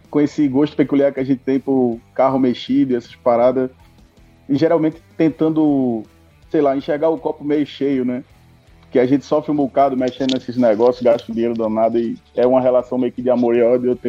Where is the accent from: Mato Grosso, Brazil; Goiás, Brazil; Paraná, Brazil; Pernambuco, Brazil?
Pernambuco, Brazil; Recife; now in Ceará, Brazil; É, eu sou de Recife, mas estou morando aqui agora.